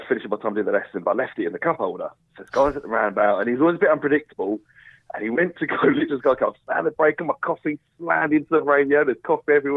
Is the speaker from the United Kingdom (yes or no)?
yes; Watford, East of England, United Kingdom; I don't mind saying what area I'm from. I'm from Watford.